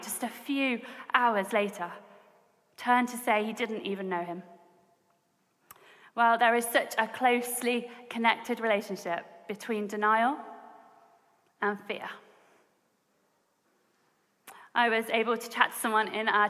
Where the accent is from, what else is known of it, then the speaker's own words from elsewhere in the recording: Coventry, West Midlands, United Kingdom; I grew up in Coventry, near the Midlands.